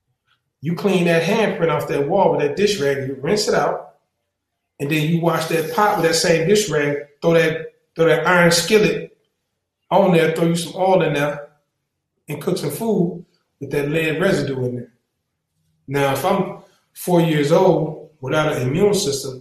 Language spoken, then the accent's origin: English; the South, United States; I'm from the South.